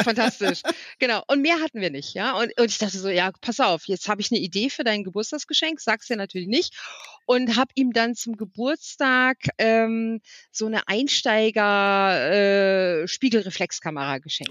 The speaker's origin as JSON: {"language": "German", "town": "Wipperfürth", "region": "North Rhine-Westphalia", "country": "Germany", "tie": "born or raised there", "moved": "yes", "lives_now": "Alsfeld, Germany", "said": "Wipper führt, also meine Heimatstadt hat, glaube ich, 25.000"}